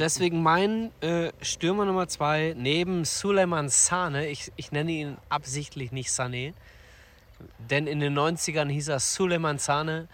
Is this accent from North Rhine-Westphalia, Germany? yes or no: yes; Ruhr area, North Rhine-Westphalia, Germany; wir begeben uns in äh, unsere Heimat, in meine Heimat, den Ruhrpott.